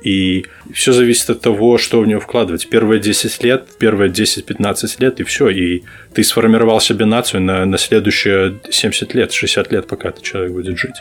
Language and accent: Russian; Belarus; moved away as an adult; now in United States; Я родился, вырос в Беларуси, и я переехал, приехал в Америку, когда мне было восемнадцать лет